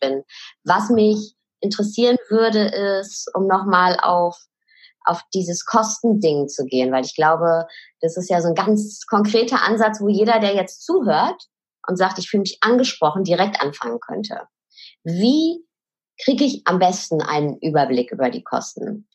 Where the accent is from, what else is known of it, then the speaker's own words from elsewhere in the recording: Ruhr area, North Rhine-Westphalia, Germany; Sie ist wie ich ein Kind des Ruhrpots